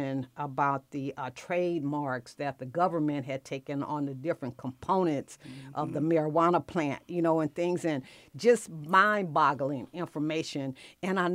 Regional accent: Los Angeles, California, United States; now in Atlanta, United States; I'm born and raised in Watts, California

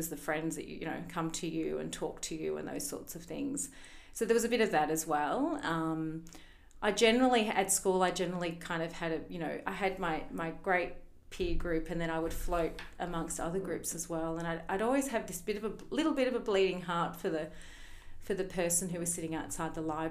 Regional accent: Melbourne, Victoria, Australia; moved away; I'm actually from Melbourne originally.

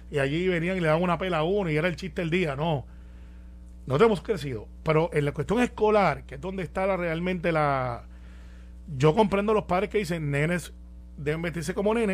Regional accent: Puerto Rico; pues, como buenos puertorriqueños estábamos quemando gente

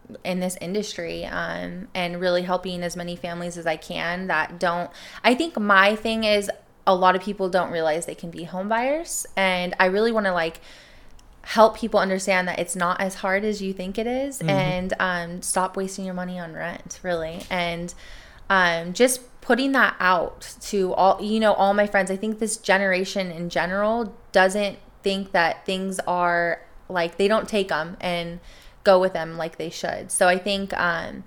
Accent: East County, California, United States; I was born and raised out in East County, and I love it.

